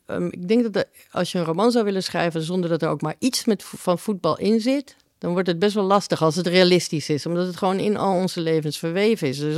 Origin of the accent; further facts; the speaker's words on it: Uruguay; Ik kom uit Uruguay.